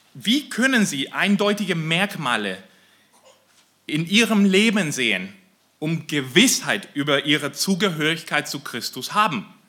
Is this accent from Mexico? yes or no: yes; Mexico; moved away; ich komme aus Mexiko